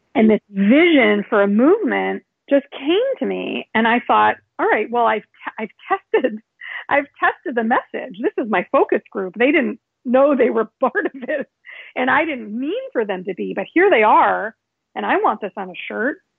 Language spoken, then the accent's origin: English; Chicago, Illinois, United States; now in New York, United States; I grew up in Chicago and I am now living in New York.